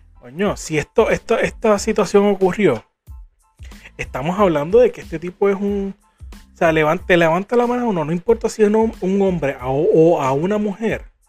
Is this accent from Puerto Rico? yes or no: yes; Puerto Rico